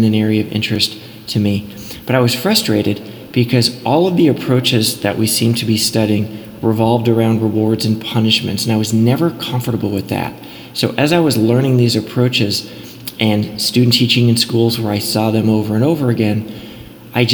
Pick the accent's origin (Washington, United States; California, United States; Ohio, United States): California, United States; Los Angeles; moved away as an adult; also born or lived in Charlottesville, Virginia; I was born and raised in Los Angeles in the neighborhood of Westwood, and I grew up just a few blocks from UCLA